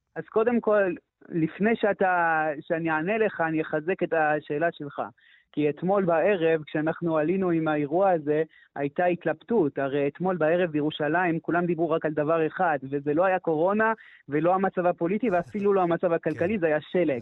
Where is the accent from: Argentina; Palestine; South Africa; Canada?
Canada; first language French; Hebrew is a second language; now in Jerusalem, Israel; אני אומנם קנדי במקור, אבל אני דובר צרפתי